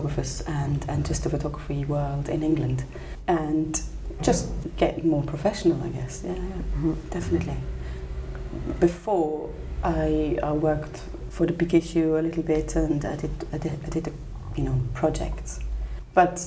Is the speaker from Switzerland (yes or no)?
yes; Switzerland; also born or lived in India / Bhutan; I came back to live in Switzerland when I was six.